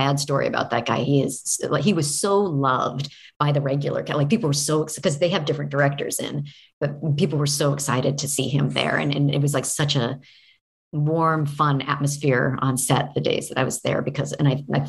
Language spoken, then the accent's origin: English; Oregon, United States; I grew up in Oregon